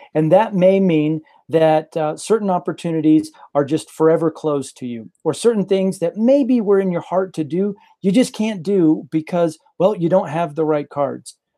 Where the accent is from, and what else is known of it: rural Texas, United States; born or raised there; also born or lived in Guadalajara, Mexico / Mongolia